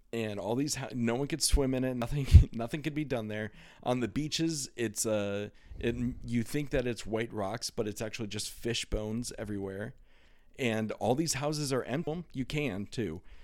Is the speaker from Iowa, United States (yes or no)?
yes; Iowa, United States; growing up in Iowa